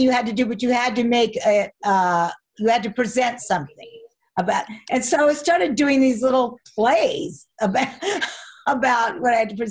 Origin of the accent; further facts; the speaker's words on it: Arcadia, California, United States; also born or lived in Pasadena, California; I grew up in Arcadia, but the hospital was in Pasadena.